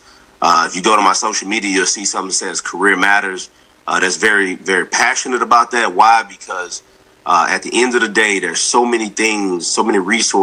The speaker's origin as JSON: {"language": "English", "region": "the South", "country": "United States", "said": "I'm from the South"}